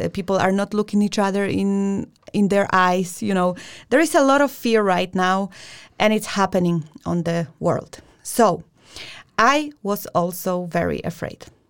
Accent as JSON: {"language": "English", "country": "Poland", "said": "we come from Poland"}